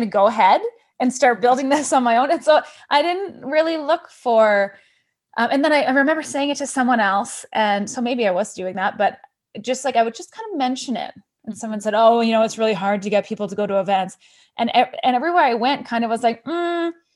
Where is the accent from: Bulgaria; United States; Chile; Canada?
Canada; moved away as an adult; also born or lived in France / Indonesia; I'm originally from Canada.